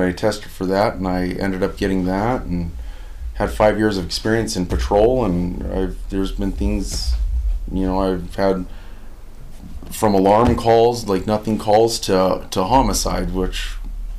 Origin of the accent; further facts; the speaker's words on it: Pueblo, Colorado, United States; I was born here in Pueblo, Colorado, at St. Mary Corwin, actually. Grew up on a family farm and a family restaurant